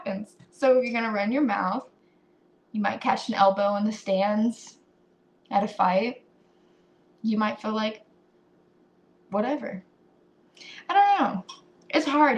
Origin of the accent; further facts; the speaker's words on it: United States; as an American